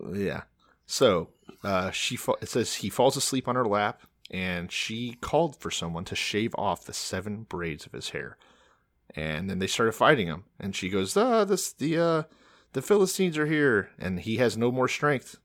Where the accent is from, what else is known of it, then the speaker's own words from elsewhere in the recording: Texas, United States; I'm from Texas.